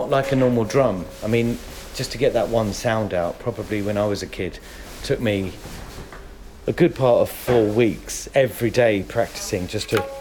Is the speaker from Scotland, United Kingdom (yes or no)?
no; Hounslow, London, United Kingdom; also born or lived in Leeds, Yorkshire and the Humber; I was born in Leeds, here, UK